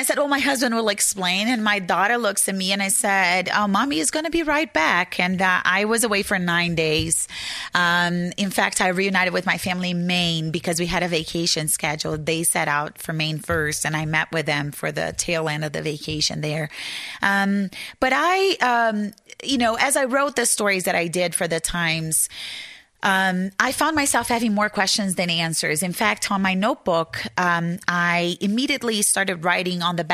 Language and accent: English; Brazil; English is a second language; moved away as an adult; now in Arizona, United States; I am originally from Brazil, and I grew up there